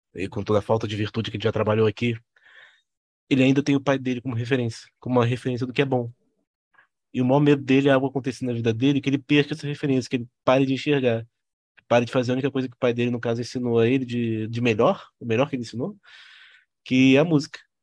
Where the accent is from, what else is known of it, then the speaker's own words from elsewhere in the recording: Rio de Janeiro, Brazil; Nós, nós somos todos cariocas aqui